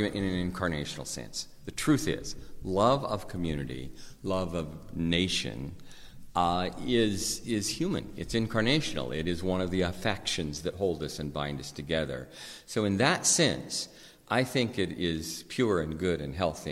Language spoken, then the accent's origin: English; Idaho, United States; I grew up in Idaho.